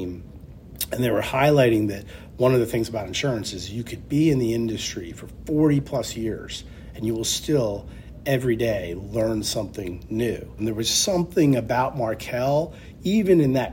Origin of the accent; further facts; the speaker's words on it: Charlottesville, Virginia, United States; also born or lived in Lansing, Michigan; At 5 years of age, we moved to Charlottesville, Virginia, where I grew up